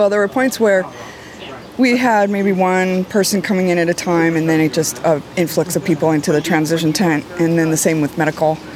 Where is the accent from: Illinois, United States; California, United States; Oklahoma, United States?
California, United States; Rancho Cucamonga; from Rancho Cucamonga, California.